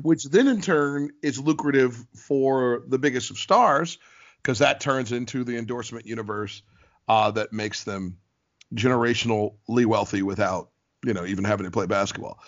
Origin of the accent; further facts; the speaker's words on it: Ohio, United States; also born or lived in Columbus, Ohio / Cincinnati, Ohio / Bowling Green, Ohio; I was born in Columbus, Ohio